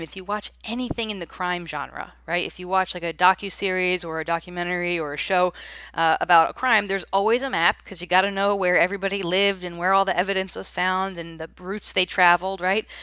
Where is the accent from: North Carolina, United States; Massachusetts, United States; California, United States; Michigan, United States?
North Carolina, United States; Raleigh; here in my hometown of Raleigh